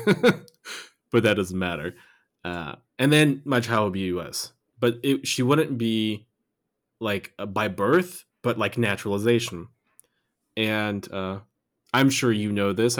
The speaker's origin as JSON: {"language": "English", "country": "United States", "tie": "born or raised there", "moved": "as an adult", "lives_now": "Germany", "said": "I lived in the U S until I was almost twenty-one"}